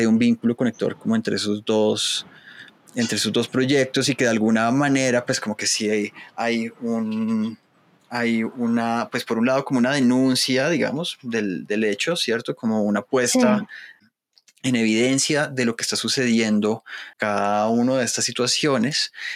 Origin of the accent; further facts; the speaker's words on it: Colombia; como los colombianos